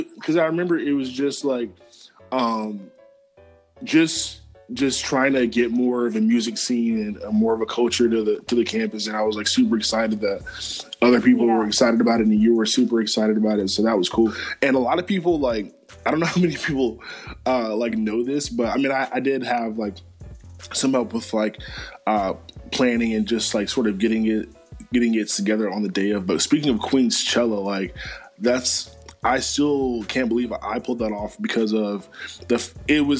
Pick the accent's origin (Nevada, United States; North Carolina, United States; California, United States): North Carolina, United States; Charlotte; my hometown of the 704